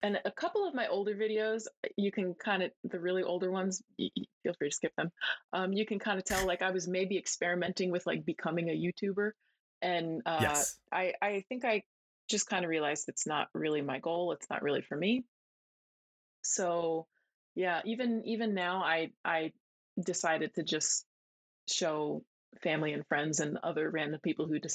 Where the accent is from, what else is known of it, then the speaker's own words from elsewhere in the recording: New Jersey, United States; moved away as an adult; now in Japan; I'm from New Jersey